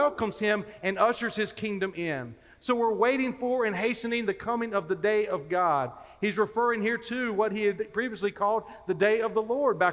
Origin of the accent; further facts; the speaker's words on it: North Carolina, United States; I grew up in North Carolina, as Dr. Whitfield referenced, and I actually grew up down near the coast